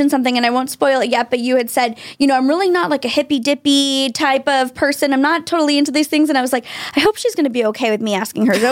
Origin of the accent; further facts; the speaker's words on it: South Shore, Massachusetts, United States; I'm from the South Shore